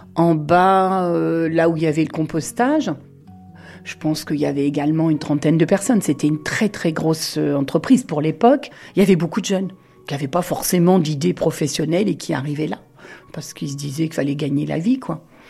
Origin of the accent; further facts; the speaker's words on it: Touraine, Centre-Val de Loire, France; moved away as an adult; also born or lived in Montoire-sur-le-Loir; Je suis née en Touraine et je suis arrivée en 1980 sur la région de Montoire